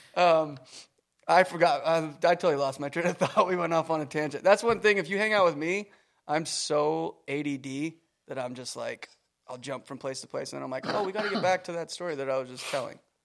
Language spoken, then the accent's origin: English; Canada; moved away; I was from Canada